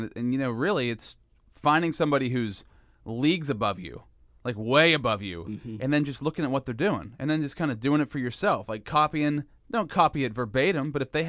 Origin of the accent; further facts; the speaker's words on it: Pennsylvania, United States; If you listen to the podcast, you know that I'm from Central Pennsylvania, podcasts worldwide. So hello to everybody out there. But, you know, we're in Central PA, Altoona, Pennsylvania